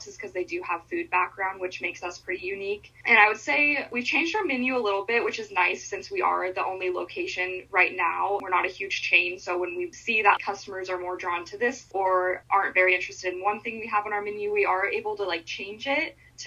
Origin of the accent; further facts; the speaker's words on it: Montana, United States; moved away as an adult; also born or lived in Washington; now in Gilbert, United States; I'm from Montana, so I moved back from Montana the summer before this opened